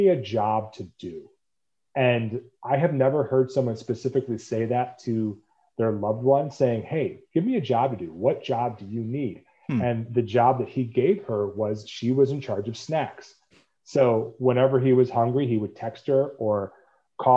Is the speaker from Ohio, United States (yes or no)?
yes; Cleveland, Ohio, United States; I'm from Cleveland, Ohio